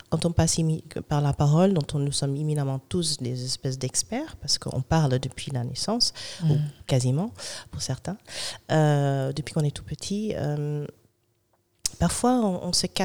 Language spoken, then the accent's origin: French; Germany; born there; Donc moi, je suis un brown baby. C'est-à-dire, je suis née en Allemagne d'un noir américain